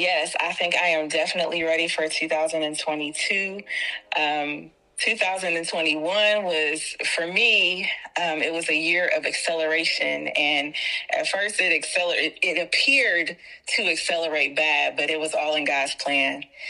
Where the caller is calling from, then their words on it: Columbus, Ohio, United States; I'm from Columbus, Ohio.